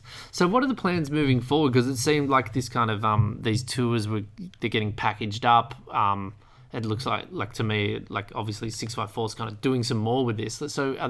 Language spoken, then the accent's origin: English; Australia; now in Sweden; I know as an Aussie